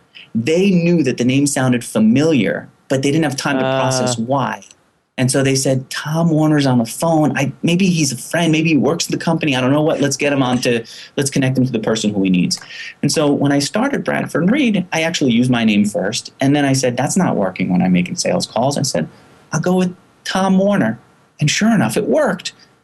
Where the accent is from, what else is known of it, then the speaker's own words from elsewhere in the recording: Israel; born there; My dad's Persian. My mom's Iraqi. I was born in Israel. So I've got a very Middle Eastern mixed background.